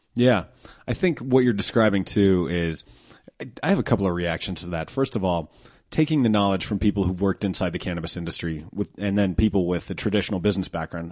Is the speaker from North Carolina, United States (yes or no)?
no; Colorado, United States; I'm from Colorado